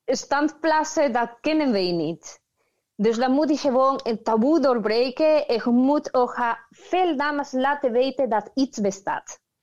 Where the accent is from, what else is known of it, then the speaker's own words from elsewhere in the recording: Peru; Dutch is a second language; moved away as an adult; now in Netherlands; Ik kom uit Peru. Ik woon in Nederland al 12 jaar